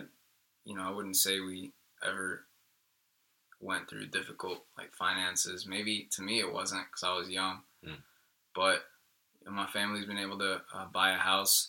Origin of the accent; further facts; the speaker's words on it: Jacksonville, Florida, United States; English is a second language; also born or lived in Colombia; I learned English and grew up in Jacksonville, Florida